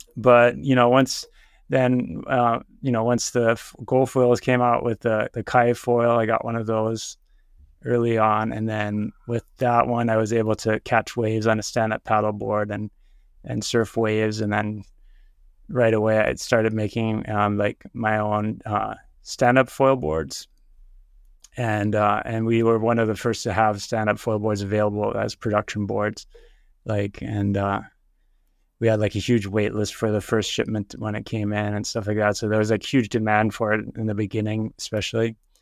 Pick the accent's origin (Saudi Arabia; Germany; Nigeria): Germany; moved away as an adult; also born or lived in San Francisco, United States / Heidelberg, Germany / Berlin, Germany; now in Oahu, United States; I was born in San Francisco, and then when I was three years old, we moved to Germany. My parents are both German, and then we lived in Heidelberg for a while, then Berlin